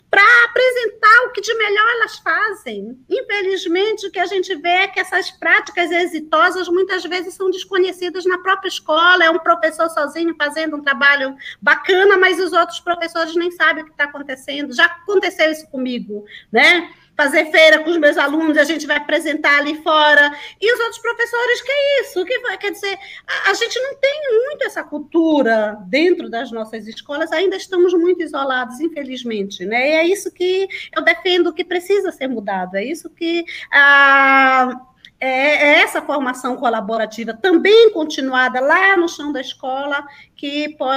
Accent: Santa Luzia do Pará, Pará, Brazil; moved away; also born or lived in Capanema; Eu sou daí, de muito pertinho de Capanema. Eu sou de Santa Luzia do Pará, minha família toda é daí.

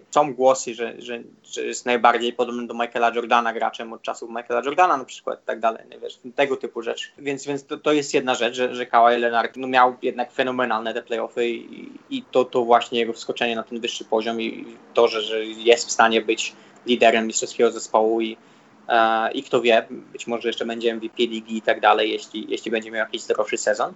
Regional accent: Poland; moved away; jestem z Polski

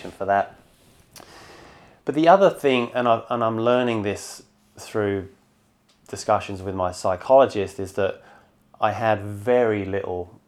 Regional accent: Bedford, East of England, United Kingdom; moved away as an adult; also born or lived in London; now in Sydney, Australia; So grew up in London till about five and then moved to a place called Bedford, which is just north of London. So pretty much until the day I flew here, give or take a few years at uni, I lived in a pub

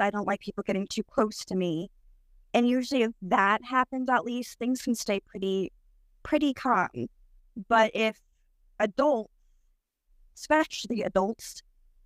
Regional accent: New Jersey, United States; I'm 33 and I'm from New Jersey

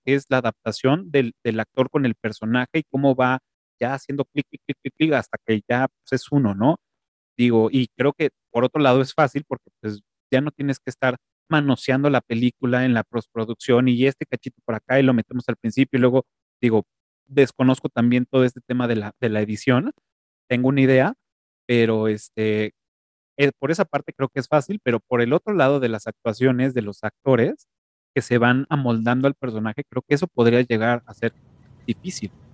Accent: Mexico; nuestra forma de hablar como mexicanos o chilangos

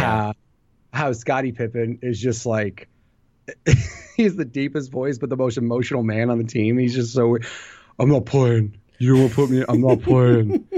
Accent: Illinois, United States; I'm from Illinois

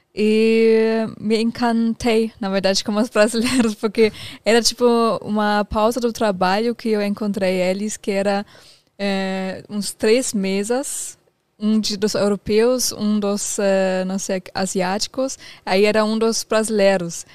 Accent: Germany; Portuguese is a second language; moved away as an adult; also born or lived in New Zealand; now in Brazil; eu, saí da Alemanha e fui para Nova Zelândia. Isso, na verdade, foi acho que a primeira vez que eu saí da Alemanha, porque quando você termina, termina a escola lá

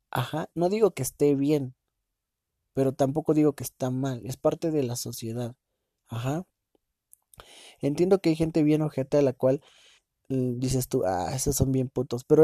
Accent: Mexico; Yo soy mexicano y soy la verga y viva México, cabrones.

